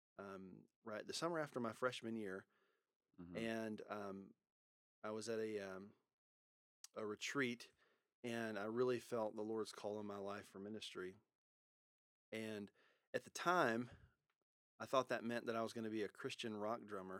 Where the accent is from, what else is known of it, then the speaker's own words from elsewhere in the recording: Louisiana, United States; also born or lived in Texas; now in Louisville, United States; I was born in Louisiana, spent most of my growing up years in Louisiana, but I also spent part of it in Texas, in the Metroplex area